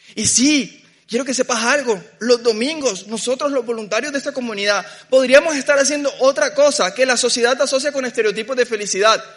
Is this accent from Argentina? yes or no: no; Barranquilla, Atlántico, Colombia; Yo crecí en Barranquilla